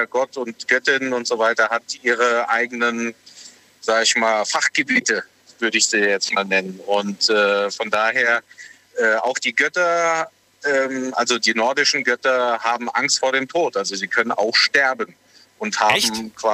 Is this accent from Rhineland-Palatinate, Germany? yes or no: yes; Bingen, Rhineland-Palatinate, Germany; Aus Bingen.